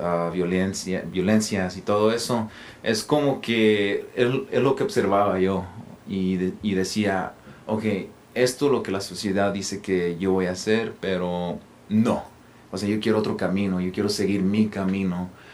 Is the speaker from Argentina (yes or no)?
no; Los Angeles, California, United States; yo fui criado en Watts, que por cierto no tiene muy buena reputación a esa área